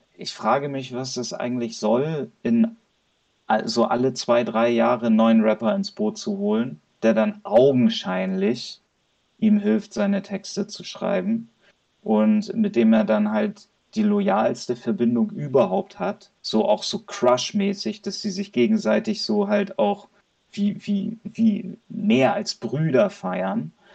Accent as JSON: {"language": "German", "region": "Hamburg", "country": "Germany", "said": "Ich komme aus Hamburg"}